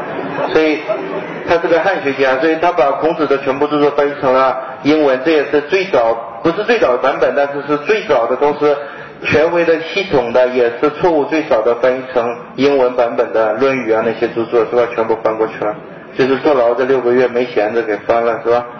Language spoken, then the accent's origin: Chinese; China; 我们都是中国人，我怎么不知道这是肱二头肌的？